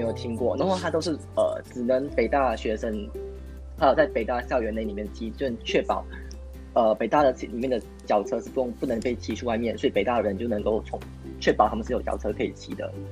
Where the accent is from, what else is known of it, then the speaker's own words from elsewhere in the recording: Kuala Lumpur, Malaysia; also born or lived in Beijing; 我是来自吉隆坡，然后我也是读中生